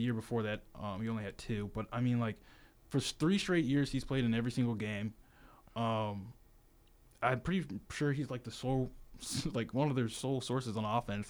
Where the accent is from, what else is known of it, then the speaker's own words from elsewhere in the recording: Virginia, United States; now in Tuscaloosa, United States; my hometown, Virginia